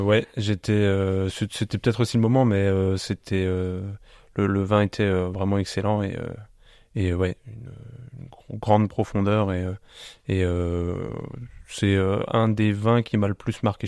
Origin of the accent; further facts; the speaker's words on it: Biederthal, Grand Est, France; moved away as an adult; also born or lived in Colmar / Strasbourg; je suis originaire du village de Bidertal